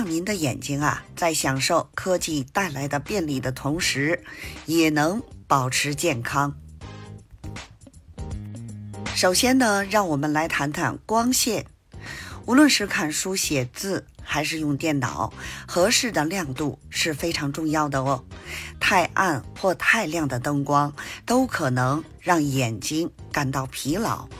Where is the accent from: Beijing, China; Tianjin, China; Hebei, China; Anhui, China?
Beijing, China; ，咱们下期节目再见